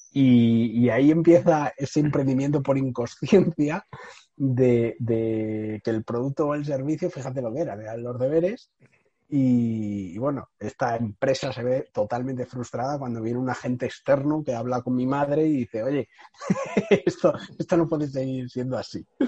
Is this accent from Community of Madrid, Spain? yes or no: yes; Madrid, Community of Madrid, Spain; yo, soy de Madrid, eh, tengo 30 años